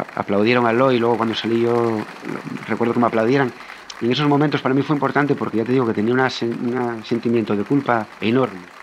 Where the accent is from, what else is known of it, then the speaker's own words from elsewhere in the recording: Asturias, Spain; also born or lived in Pontevedra; yo soy asturiano y tengo la familia aquí en Asturias